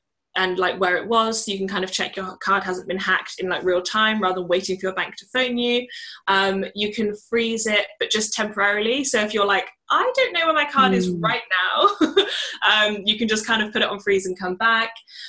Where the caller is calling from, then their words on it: Utrecht, Netherlands; I'm currently in Utrecht, which is just outside of Amsterdam. So we're in Holland.